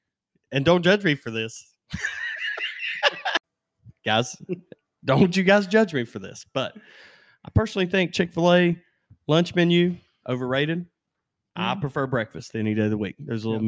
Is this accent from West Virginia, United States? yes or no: yes; West Virginia, United States; one guy talked about our accents. We're from West Virginia.